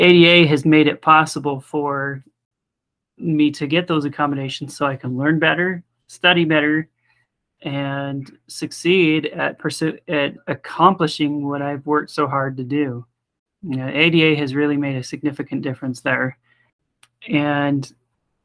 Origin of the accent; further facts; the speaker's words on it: American Fork, Utah, United States; I'm from American Fork, Utah